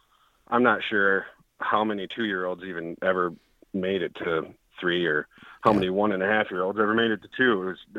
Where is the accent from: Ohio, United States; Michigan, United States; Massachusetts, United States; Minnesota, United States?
Michigan, United States; I'm from Northern Michigan.